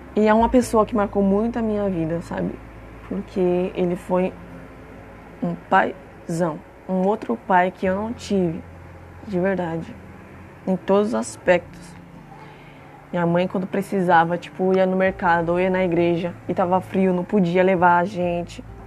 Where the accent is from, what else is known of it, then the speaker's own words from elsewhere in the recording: São Paulo, Brazil; also born or lived in Franco da Rocha; Eu vim pra cá, pra capital, com 4 anos de idade